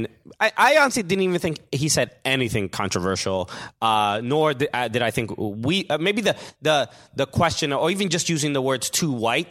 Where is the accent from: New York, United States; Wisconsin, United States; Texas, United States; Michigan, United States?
New York, United States; We're talking about it, and I grew up around Mexican people